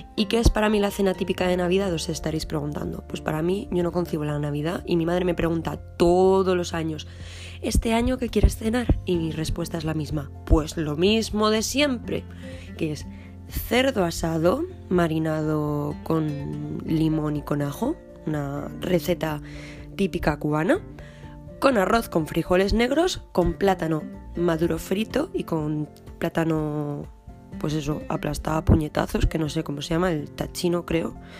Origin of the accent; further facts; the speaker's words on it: Madrid, Community of Madrid, Spain; now in France; yo soy de Madrid